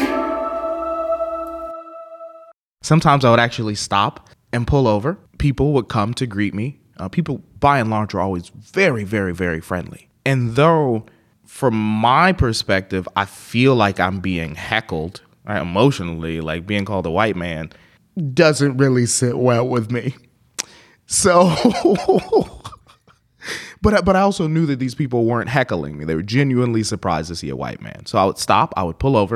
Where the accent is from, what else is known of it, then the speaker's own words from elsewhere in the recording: United States; accent: American; I'm an African American, and here in the United States, and in most places I go, I am definitively black. There's no gray area there. But for them, because of my complexion, and also because I speak with an American accent